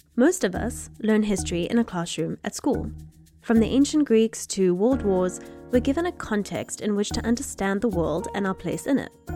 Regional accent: South Africa; I grew up in South Africa

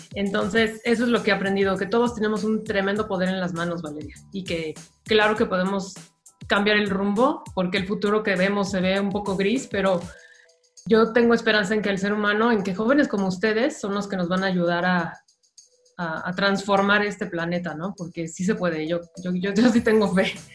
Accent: Mexico; como mexicana

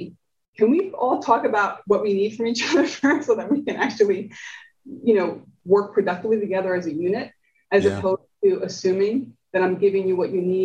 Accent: New Jersey, United States; born or raised there; first language Spanish; English is a second language

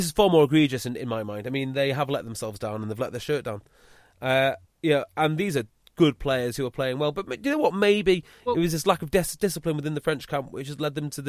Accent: Llandudno, Wales, United Kingdom; my hometown Llandudno

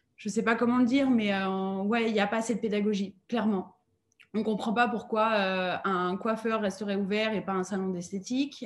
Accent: France; en tant que Français

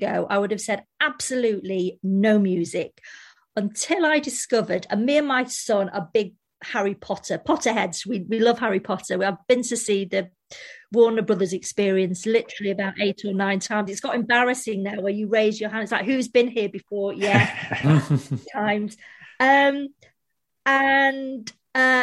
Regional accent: Manchester, North West England, United Kingdom; moved away; we were just like two normal girls from Manchester

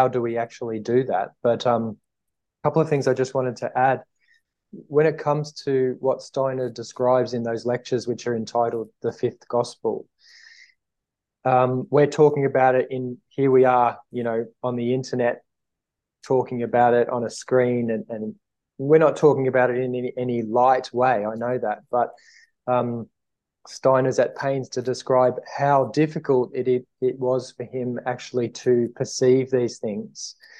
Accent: Australia; I'm an Aussie from Australia

